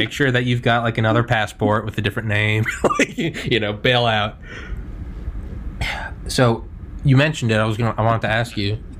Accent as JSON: {"language": "English", "region": "New England", "country": "United States", "said": "And, like, I'm from New England, so I like the Patriots."}